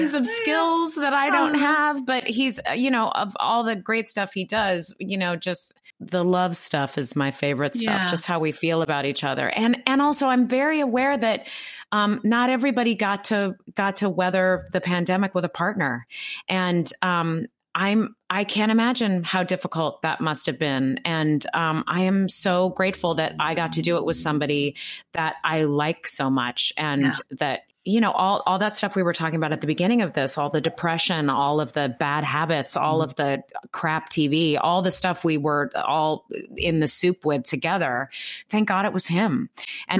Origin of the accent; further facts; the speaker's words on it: West Coast, United States; now in New York, United States; I grew up on the West Coast.